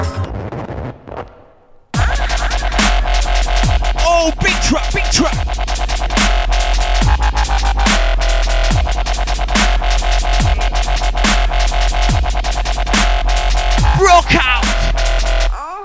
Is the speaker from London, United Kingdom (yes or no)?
no; Huddersfield, Yorkshire and the Humber, United Kingdom; Huddersfield, mate.